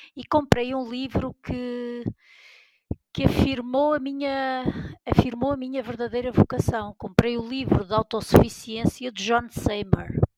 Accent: Peso da Régua, Norte, Portugal; now in Vila Real, Portugal; sou do Douro, da Régua, mas vivo em Vila Real

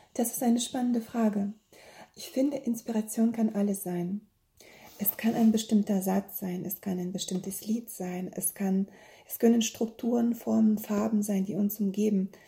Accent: Bielefeld, North Rhine-Westphalia, Germany; ich komme aus Bielefeld und ich habe drei Kinder

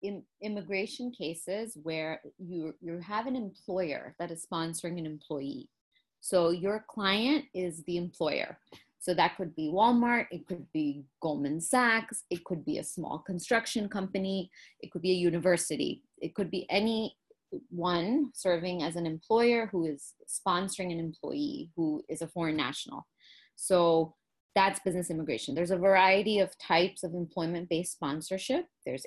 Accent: Pakistan; also born or lived in Kuwait; I grew up living in Pakistan when I was very young, and then my formative years living in Kuwait with my family, and we were expats there.

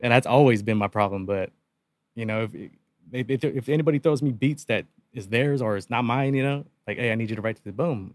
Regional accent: Yuma, Arizona, United States; born and raised, born and raised in Yuma since day one

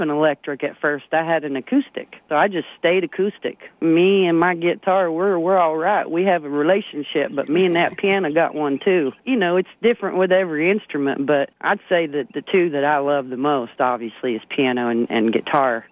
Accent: Gate City, Virginia, United States; moved away; also born or lived in Kingsport, Tennessee; And I was born in Kingsport, Tennessee, because Gate City, Virginia ain't got no hospital.

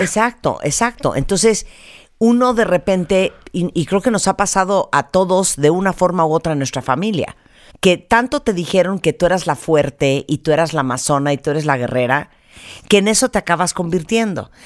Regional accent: Mexico

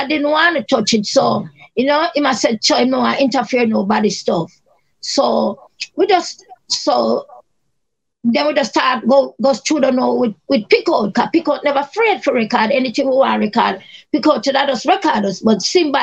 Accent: Kingston, Jamaica; I was grew up in Kingston 13

